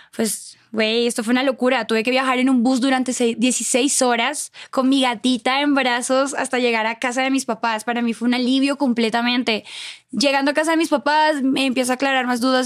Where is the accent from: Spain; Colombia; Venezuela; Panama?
Colombia; Cúcuta, Norte de Santander; moved away as an adult; also born or lived in Bogotá, Colombia / Cuernavaca, Mexico / Mexico City, Mexico; en Cúcuta, de donde yo soy